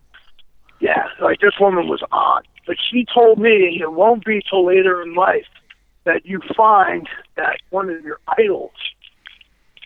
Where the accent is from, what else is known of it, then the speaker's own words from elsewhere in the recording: Toms River, New Jersey, United States; Tom's River, which is my hometown